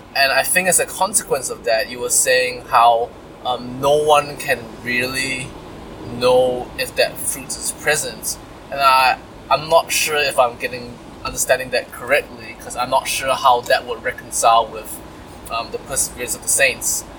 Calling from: New Zealand; I'm calling from New Zealand

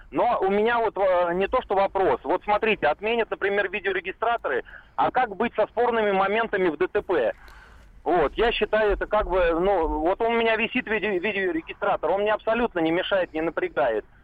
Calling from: Saratov, Saratov Oblast, Russia; Ну, я из Саратова, и я вот, честно говоря, десятками э, отсылаю с видеорегистратора с телефона с видеокамеры.

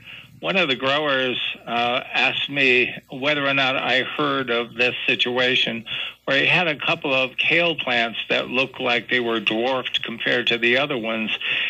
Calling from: Roxbury, Vermont, United States; I'm from Roxbury, Vermont.

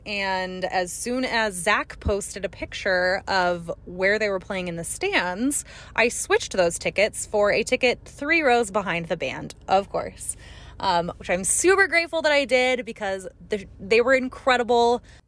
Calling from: Phoenix, Arizona, United States; I'm calling from Phoenix

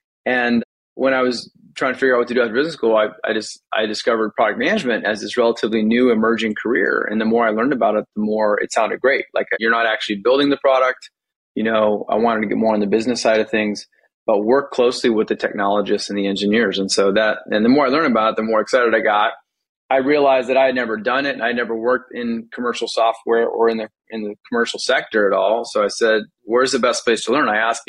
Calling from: Silicon Valley, California, United States; I am calling in from Silicon Valley, California, where I've lived for quite some time now.

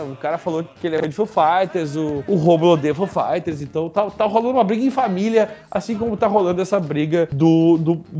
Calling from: Belém, Pará, Brazil; um ouvinte muito antigo, porém ausente. Tenho 19 anos e sou de Belém

